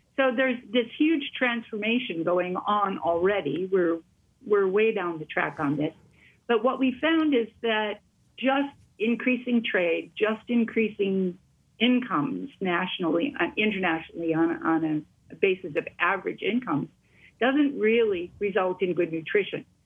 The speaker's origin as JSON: {"language": "English", "region": "Wisconsin", "country": "United States", "said": "I come from Wisconsin."}